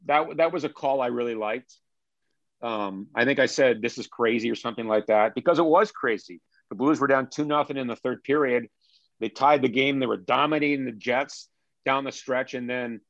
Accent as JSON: {"language": "English", "town": "Ottawa", "region": "Ontario", "country": "Canada", "tie": "born or raised there", "moved": "yes", "lives_now": "St. Louis, United States", "said": "I was born and bred in Ottawa, Ontario."}